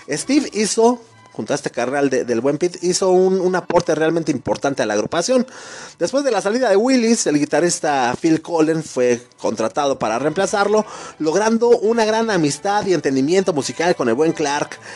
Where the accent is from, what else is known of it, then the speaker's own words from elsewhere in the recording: Mexico; nosotros mismos como mexicanos, como compatriotas